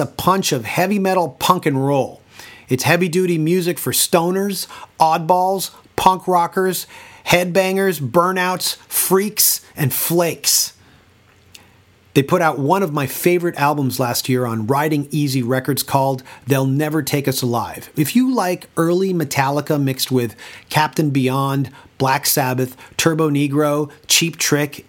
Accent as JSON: {"language": "English", "town": "Toronto", "region": "Ontario", "country": "Canada", "tie": "born or raised there", "said": "my hometown of Toronto, Canada"}